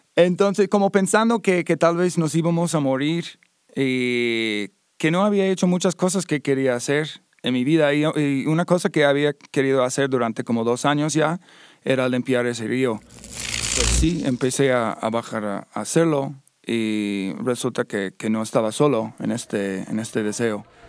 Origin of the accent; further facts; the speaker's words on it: Ohio, United States; Spanish is a second language; moved away as an adult; now in Guanajuato, Mexico; soy de Estados Unidos, de Ohio vine a México después de varios años en el ejército